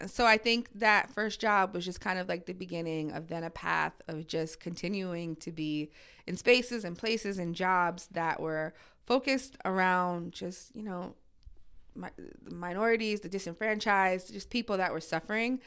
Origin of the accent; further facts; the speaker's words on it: New Jersey, United States; moved away as an adult; also born or lived in Brooklyn, New York / New York City; now in New York, United States; I grew up in Jersey. I was actually born in Brooklyn.